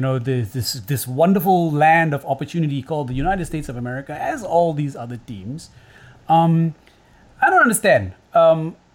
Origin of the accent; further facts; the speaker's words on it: Singapore; I'm not English, right? I'm in Singapore. I'm Singaporean.